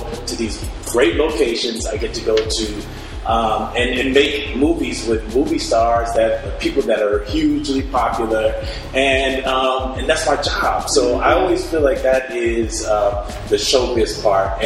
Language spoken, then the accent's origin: English; Rancho Cucamonga, California, United States; I am from Rancho Cucamonga.